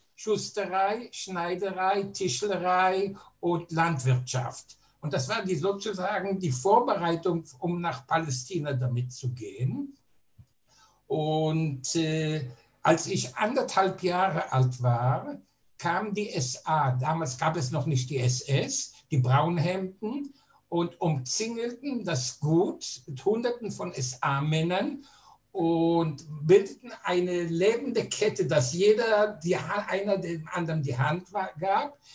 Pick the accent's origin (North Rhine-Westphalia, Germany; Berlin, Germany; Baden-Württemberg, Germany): Berlin, Germany; ich bin vor 89 Jahren in Berlin als deutscher Jude geboren